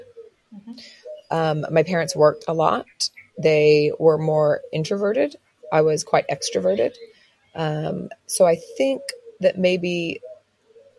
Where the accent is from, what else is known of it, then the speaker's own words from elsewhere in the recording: Oklahoma, United States; now in Australia; I was raised in Oklahoma, which is very Christian, very conservative